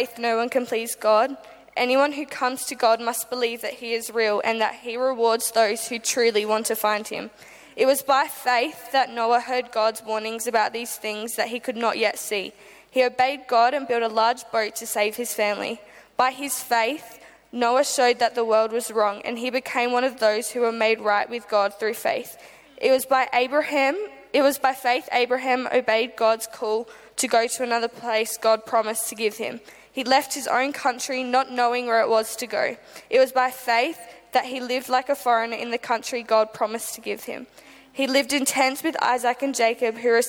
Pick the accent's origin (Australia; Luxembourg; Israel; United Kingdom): Australia; Adelaide, South Australia; I'm from Adelaide, Australia